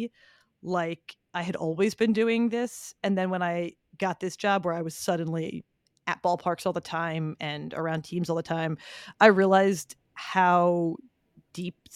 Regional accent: Philadelphia, Pennsylvania, United States; I grew up in Philly

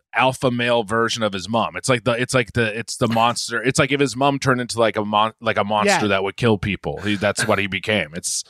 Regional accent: Ireland; which as an Irishman, I enjoyed quite a bit.

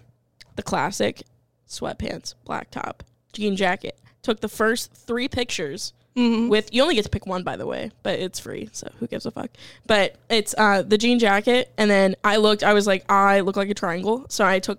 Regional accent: Alabama, United States; We're from Alabama.

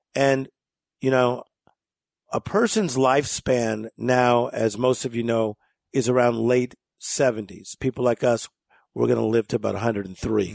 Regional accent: Compton, California, United States; we grew up in Compton, California.

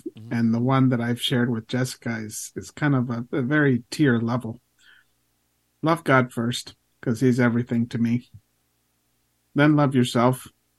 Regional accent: Maryland, United States; I was born and raised in Maryland, but my parents, being from El Salvador, they were not going to embrace American football the way that I do, you know, being born and raised here.

